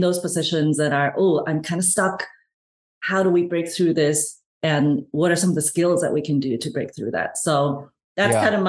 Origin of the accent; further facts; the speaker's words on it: Hong Kong; moved away; also born or lived in Canada / United States; I'm originally from Hong Kong, moved to Canada, and spent most of my actually working life in the US.